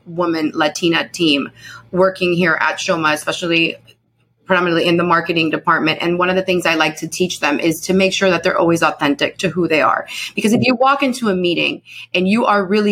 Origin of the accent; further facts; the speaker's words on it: United States; first language Spanish; English is a second language; I was born in the United States, but I was raised extremely, extremely Colombian. As a matter of fact, I learned English when I was around 10 years old.